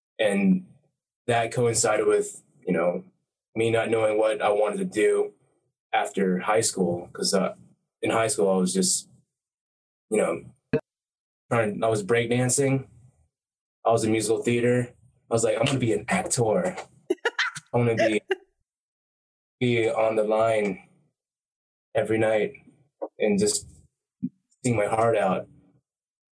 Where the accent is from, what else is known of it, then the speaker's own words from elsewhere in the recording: Snellville, Georgia, United States; I am a Thai American, grew up in Georgia, Snellville, Georgia